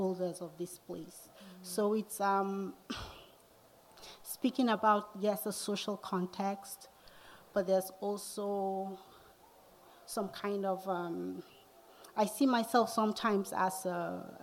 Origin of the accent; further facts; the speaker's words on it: Nigeria; moved away as an adult; also born or lived in Atlanta, United States; now in United States; growing up in Nigeria, especially in my hometown